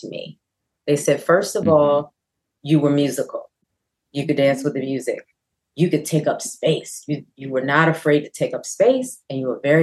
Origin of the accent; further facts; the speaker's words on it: Baltimore, Maryland, United States; Baltimore, my hometown, had a fame school.